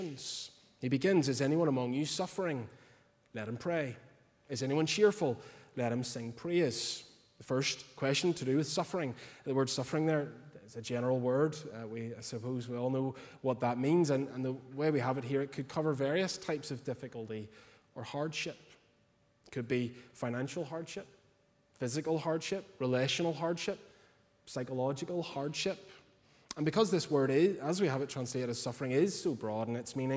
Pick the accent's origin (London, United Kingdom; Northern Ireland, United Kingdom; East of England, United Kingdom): Northern Ireland, United Kingdom; Portstewart; I'm originally from Port Stewart